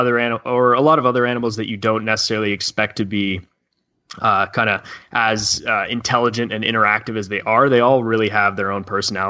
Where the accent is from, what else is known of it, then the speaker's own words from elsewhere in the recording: Canada; I'm from Canada